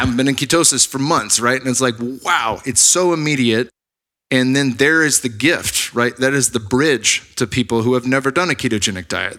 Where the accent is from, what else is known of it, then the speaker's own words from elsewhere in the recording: Bay Area, California, United States; moved away as an adult; also born or lived in Arizona / Sunnyvale; I'm from the Bay Area, but, um, spent seven years in Arizona going to A S U